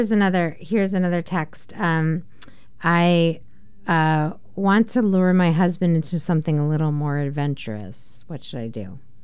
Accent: New Jersey, United States; I'm from New Jersey.

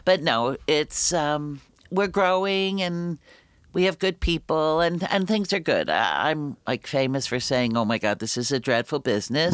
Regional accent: New York City, New York, United States; I grew up in the Bronx

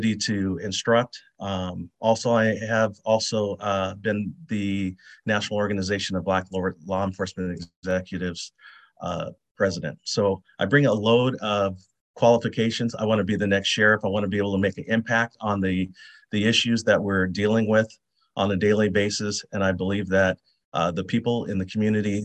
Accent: Portland, Oregon, United States; born and raised in North Portland.

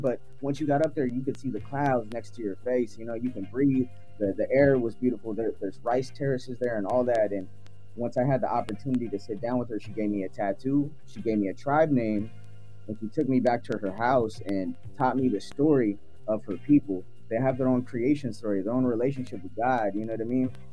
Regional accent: United States; also born or lived in Philippines; I had to make home, my home here in America

